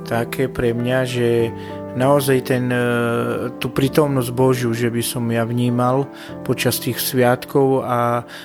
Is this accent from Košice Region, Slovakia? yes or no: no; Bardejov, Prešov Region, Slovakia; Tak ja som e, z Bardejova, z východu